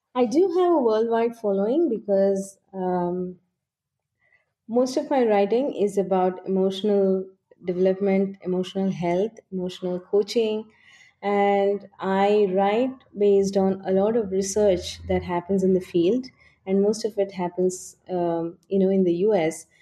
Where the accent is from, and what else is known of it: India